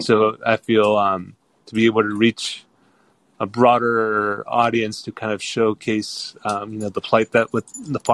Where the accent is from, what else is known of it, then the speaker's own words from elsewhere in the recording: Northern California, United States; I grew up in Northern California, so I kind of grew up in like in a big party with different cultures.